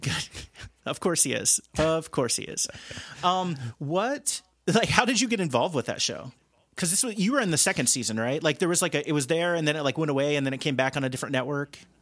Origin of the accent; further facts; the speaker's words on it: outside of Cincinnati, Ohio, United States; I grew up outside of Cincinnati